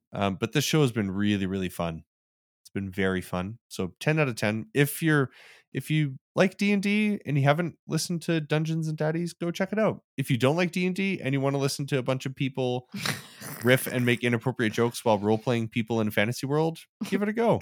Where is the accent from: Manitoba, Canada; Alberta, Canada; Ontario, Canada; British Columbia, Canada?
Alberta, Canada; Calgary; this beer is now also brewed in my hometown